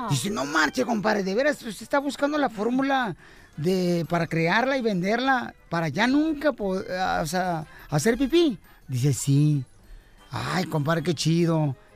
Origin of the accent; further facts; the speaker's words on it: Albuquerque, New Mexico, United States; Soy de Aburquerque, Nuevo